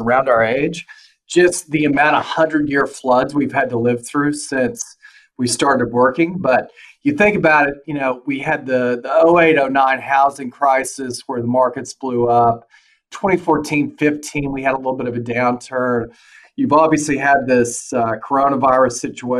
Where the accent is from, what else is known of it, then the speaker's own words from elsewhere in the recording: Oklahoma, United States; moved away as an adult; now in Houston, United States; I'm likewise from Oklahoma, like David, and moved down to Houston in like 2007 out of college